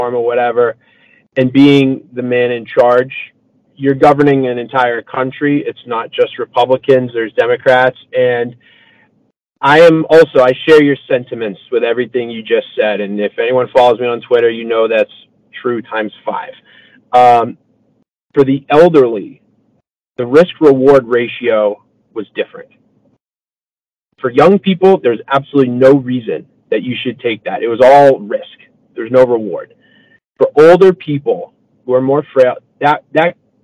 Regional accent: Massachusetts, United States; moved away; I'm originally from Massachusetts.

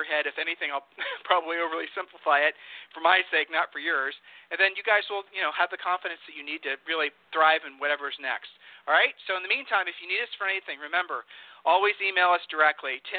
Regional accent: Texas, United States; my home state here. Houston

